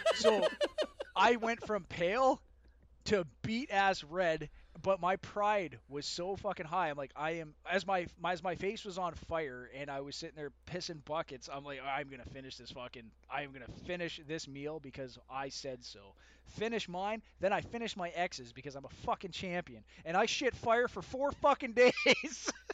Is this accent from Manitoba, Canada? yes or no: yes; Winnipeg, Manitoba, Canada; born and raised Canadian fucking citizen, even though I was born in Winnipeg